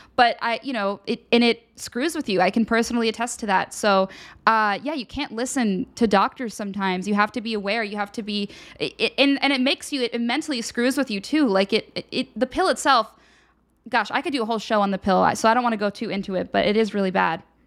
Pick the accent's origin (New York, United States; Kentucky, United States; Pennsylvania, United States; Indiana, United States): Pennsylvania, United States; Radnor; moved away; my hometown, Radnor, Pennsylvania